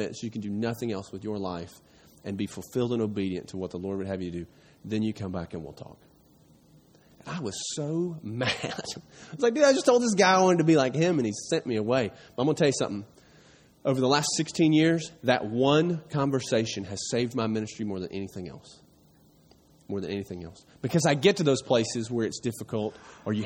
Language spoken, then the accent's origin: English; East Tennessee, United States; I grew up in East Tennessee, not too far from here